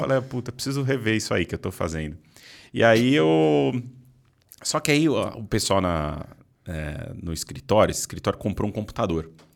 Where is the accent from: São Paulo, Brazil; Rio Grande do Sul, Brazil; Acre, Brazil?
São Paulo, Brazil; also born or lived in Arujá / Mogi das Cruzes; Eu sou de São Paulo. Tá. Morei, morei parte da minha vida em Arujá